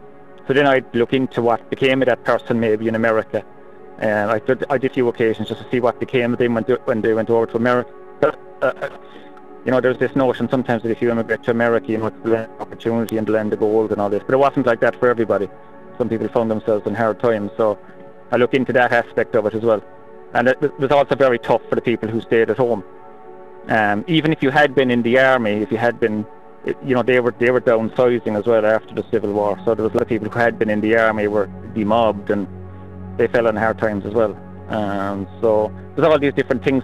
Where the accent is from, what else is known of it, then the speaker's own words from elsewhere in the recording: Cork, Munster, Ireland; I'm from Cork